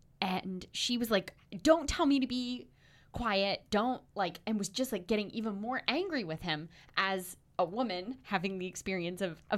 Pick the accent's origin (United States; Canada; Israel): United States; the South; Being a Southerner who has moved to the North, mm-hmm. I saw a lot more of the first kind, the bigotry when I was growing up.